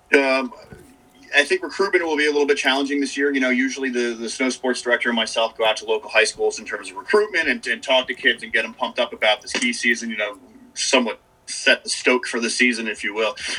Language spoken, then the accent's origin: English; Dutchess County, New York, United States; also born or lived in Boston; I'm from uh, Dutchess County, New York